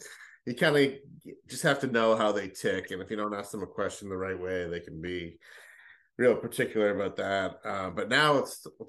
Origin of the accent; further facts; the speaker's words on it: Northeast, United States; And he knew I was from the Northeast.